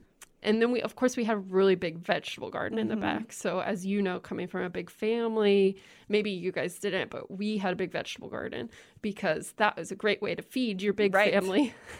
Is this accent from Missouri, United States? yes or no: no; Lincoln, Nebraska, United States; also born or lived in Holdrege; So shout out to Holdridge. I know there's got to be somebody listening there. But then we moved pretty quickly into Lincoln. And so I grew up here. And I grew up in the middle of the city, actually.